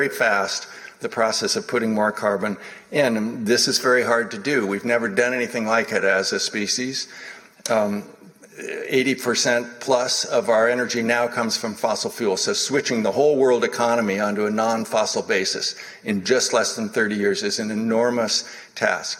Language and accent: English; Boston, Massachusetts, United States; moved away; also born or lived in California; here in my hometown of Boston